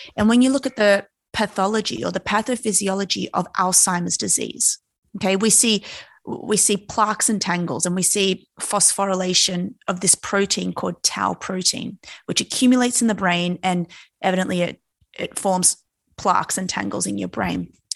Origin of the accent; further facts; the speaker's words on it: Australia; born and raised in Australia, and if you know anything about us Aussies, we've always grown up around the ocean